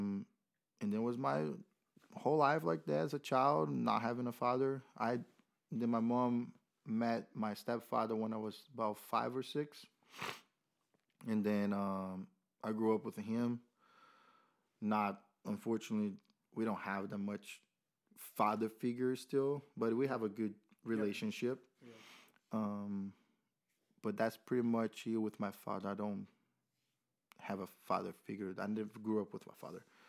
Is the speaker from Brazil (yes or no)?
yes; Rio de Janeiro, Brazil; English is a second language; moved away as an adult; now in Murfreesboro, United States; Born and raised in Rio, and then moved here after